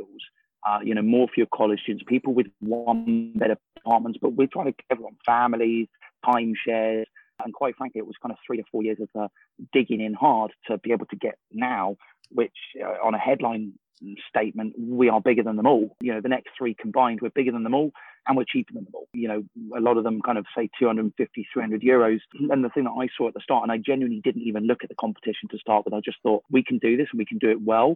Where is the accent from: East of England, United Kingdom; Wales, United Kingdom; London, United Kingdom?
London, United Kingdom; moved away; I grew up in London. I've long moved out of London now